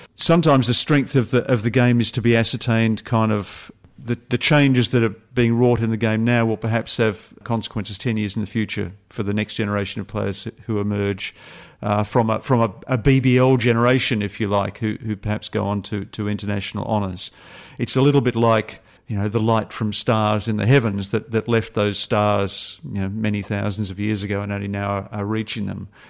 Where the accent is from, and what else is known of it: Australia